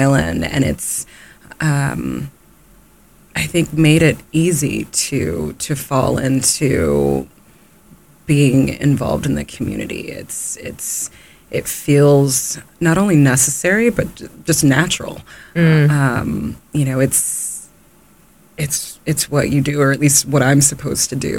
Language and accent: English; the South, United States; now in Nantucket, United States; growing up in the South.